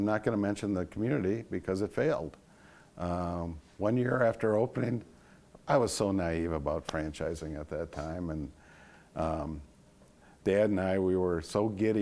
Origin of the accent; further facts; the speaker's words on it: Sauk City, Wisconsin, United States; also born or lived in Prairie du Sac / Madison; I got to move back to my hometown of Sauk City and Prairie du Sac from Madison